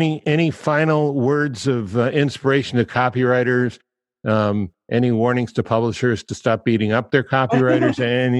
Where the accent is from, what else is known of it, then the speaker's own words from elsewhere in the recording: Rockville, Maryland, United States; I grew up in Rockville, Maryland